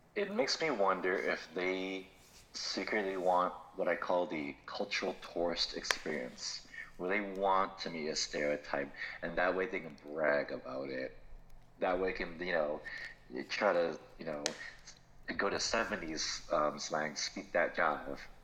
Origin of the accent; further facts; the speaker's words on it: Florida, United States; I'm from Florida.